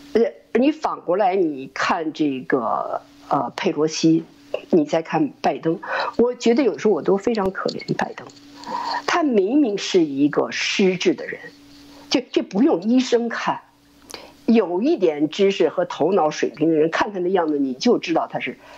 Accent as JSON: {"language": "Chinese", "country": "China", "also_born_or_lived": "Germany", "moved": "as an adult", "lives_now": "United States", "said": "我是从一个骗人的国家来的。我是从一个充满了欺骗的国家来的"}